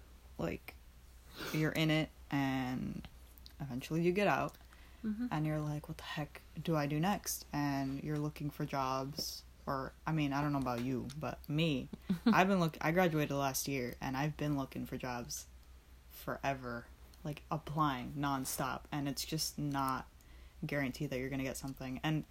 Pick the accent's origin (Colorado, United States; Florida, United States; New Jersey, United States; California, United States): Florida, United States; now in New York, United States; I had no idea what they were before I moved to New York. I grew up in Florida.